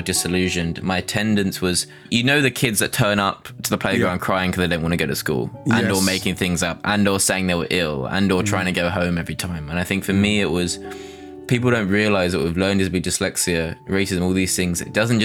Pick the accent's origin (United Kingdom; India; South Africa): United Kingdom; London; Growing up in Dulwich, I went to a local primary school